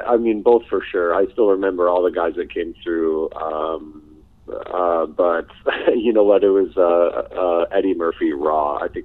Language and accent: English; Camrose, Alberta, Canada; moved away as an adult; now in United Kingdom; I'm in Camrose, Alberta, right now, where I was born. It's about an hour east of Edmonton.